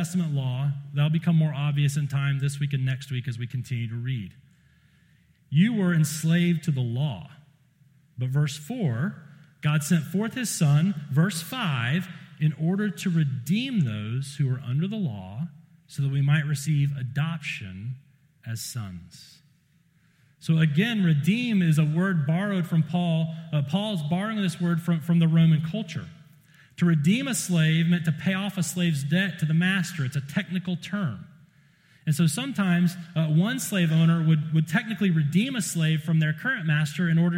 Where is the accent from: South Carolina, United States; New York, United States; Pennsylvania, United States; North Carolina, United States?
South Carolina, United States; I'm from South Carolina